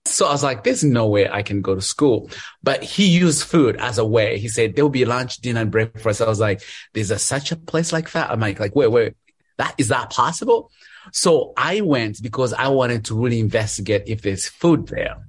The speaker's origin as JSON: {"language": "English", "town": "Kabale", "region": "Western Region", "country": "Uganda", "tie": "born or raised there", "moved": "as an adult", "lives_now": "Charlotte, United States", "said": "I live in Charlotte, North Carolina. I'm originally from Uganda, from a small village called Kabale."}